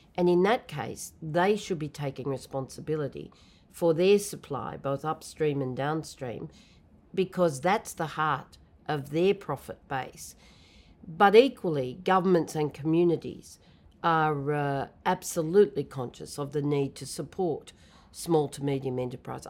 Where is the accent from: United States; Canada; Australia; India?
Australia; New South Wales; I come from Australia, so of course it was in the state of New South Wales